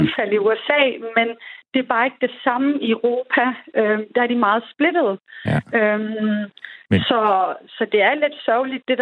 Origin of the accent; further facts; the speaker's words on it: Denmark; also born or lived in Iran / United States; jeg er fra Danmark